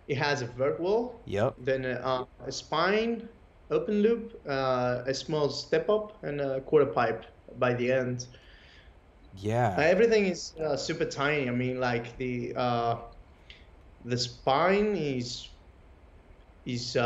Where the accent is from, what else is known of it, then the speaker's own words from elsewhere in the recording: Kalamata, Peloponnese, Greece; English is a second language; moved away as an adult; now in Athens, Greece; I'm actually not from Athens. I'm from a town named Kalamata, and it's a summer city too, so I'm used of the beach as well. I moved recently to Athens.